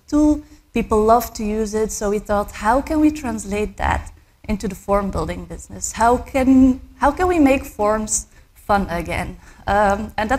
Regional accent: Belgium; I was born and raised in Belgium.

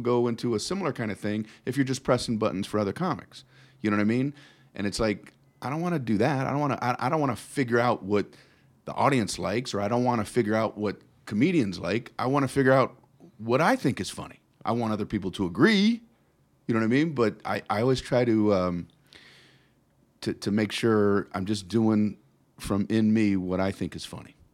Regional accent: South Florida, United States; moved away as an adult; also born or lived in Tiffin, Ohio; now in Las Vegas, United States; I grew up in South Florida.

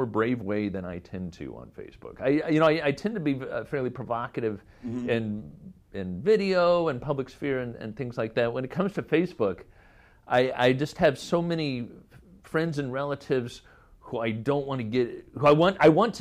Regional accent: Indiana, United States; I'm from Indiana

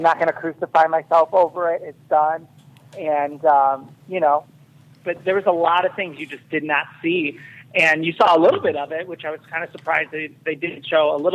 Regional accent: Chicago, Illinois, United States; I'm from Chicago

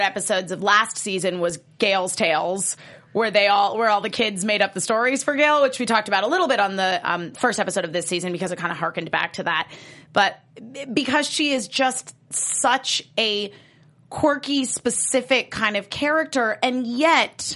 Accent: Connecticut, United States; I am from Connecticut

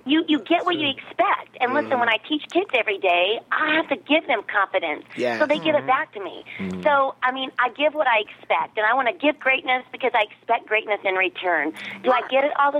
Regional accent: Midwest, United States; now in Evansville, United States; I'm from the Midwest

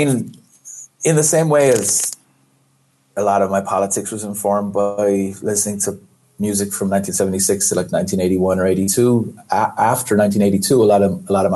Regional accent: Ireland; moved away as an adult; I grew up in Ireland

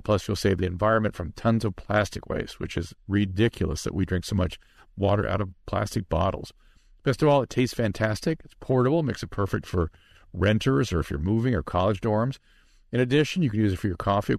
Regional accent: Pasadena, California, United States; I grew up in Pasadena

